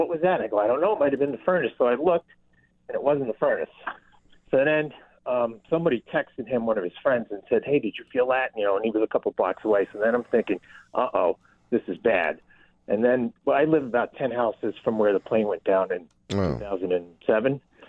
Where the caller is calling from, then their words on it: Clarence Center, New York, United States; I'm calling from Clarence Center.